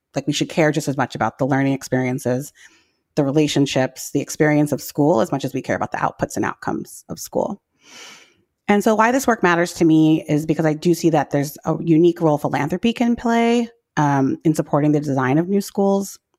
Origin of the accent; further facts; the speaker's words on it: New York City, New York, United States; I grew up in New York City public schools in the eighties and nineties